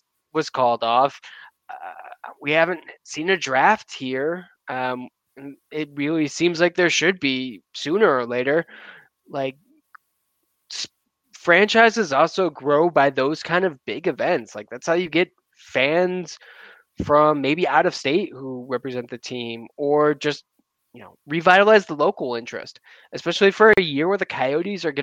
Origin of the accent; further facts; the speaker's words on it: New York, United States; I'm from New York